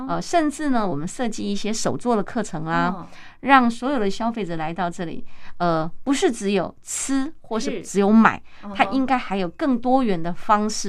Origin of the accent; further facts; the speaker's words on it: Tainan, Taiwan; moved away as an adult; also born or lived in Taipei; 因为我是台南女儿，我结婚就住在台北。